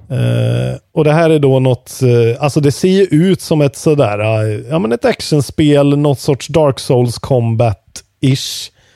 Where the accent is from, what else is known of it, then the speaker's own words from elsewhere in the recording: Värmland, Sweden; Som värmlänning